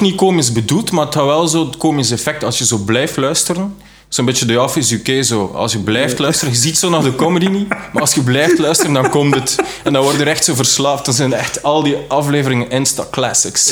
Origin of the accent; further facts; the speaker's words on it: West Flanders, Belgium; also born or lived in Leuven; Ik kom uit West-Vlaanderen